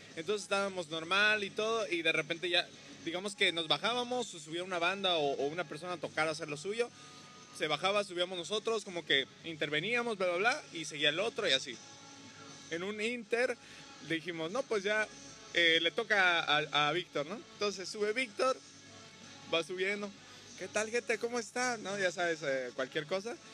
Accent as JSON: {"language": "Spanish", "town": "Xalapa", "region": "Veracruz", "country": "Mexico", "moved": "yes", "lives_now": "Cancún, Mexico", "said": "yo que soy de, de Jalapa, pues bueno, ahí me tocó el frío."}